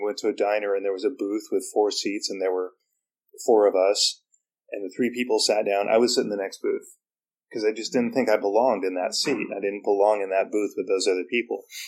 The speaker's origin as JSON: {"language": "English", "town": "San Francisco", "region": "California", "country": "United States", "also_born_or_lived": "Alaska", "moved": "yes", "said": "I'm from San Francisco"}